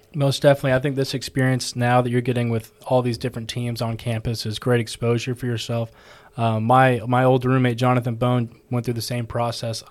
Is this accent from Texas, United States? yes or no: yes; Texas, United States; moved away as an adult; now in Georgia, United States; I'm from Texas